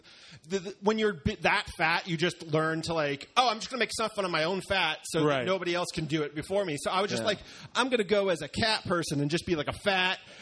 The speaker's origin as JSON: {"language": "English", "area": "the Poconos", "region": "Pennsylvania", "country": "United States", "tie": "born or raised there", "said": "I grew up in the Poconos"}